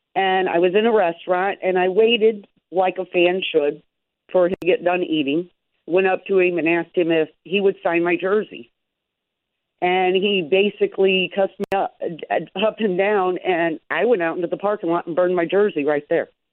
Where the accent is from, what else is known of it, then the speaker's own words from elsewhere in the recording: Chicago, Illinois, United States; now in Texas, United States; I grew up in that area